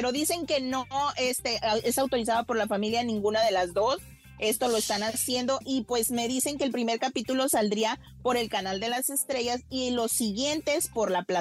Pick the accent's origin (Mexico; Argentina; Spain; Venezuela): Spain; soy español.